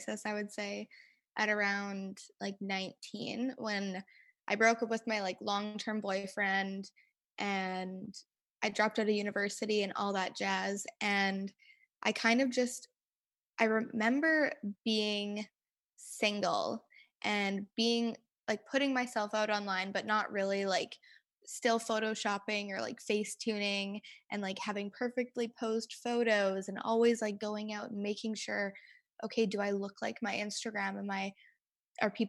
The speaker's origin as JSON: {"language": "English", "town": "Winnipeg", "region": "Manitoba", "country": "Canada", "tie": "born or raised there", "said": "I was born and raised in Winnipeg, Manitoba."}